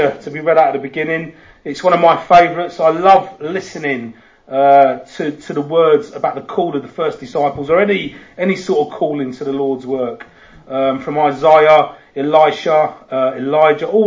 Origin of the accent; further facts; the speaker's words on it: London, United Kingdom; accent: Cockney; moved away; also born or lived in Bradford; I am from London. I was born in Hammersmith many, many moons ago.